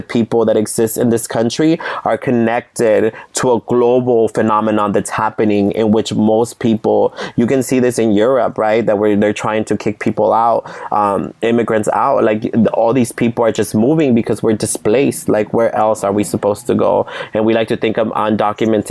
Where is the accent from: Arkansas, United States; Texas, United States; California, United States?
California, United States; San Jose; I grew up in Eastside San Jose